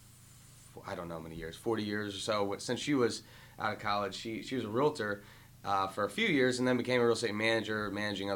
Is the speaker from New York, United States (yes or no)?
no; Howard County, Maryland, United States; I grew up in Howard County, Maryland